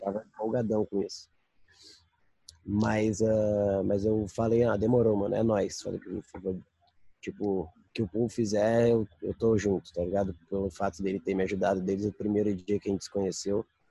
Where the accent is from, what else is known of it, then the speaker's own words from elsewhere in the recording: Brazil; moved away; crescendo no Brasil, andando no Brasil